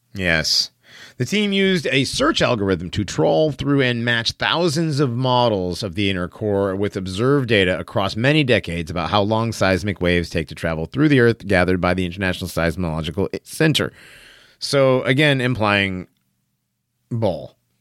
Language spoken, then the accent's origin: English; East Hartford, Connecticut, United States; I grew up in Hartford